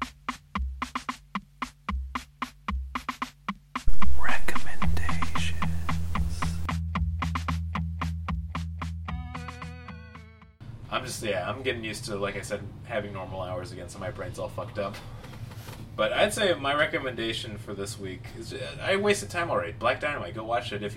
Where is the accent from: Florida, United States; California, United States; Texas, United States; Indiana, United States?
Indiana, United States; Munster; I was born in Munster, Indiana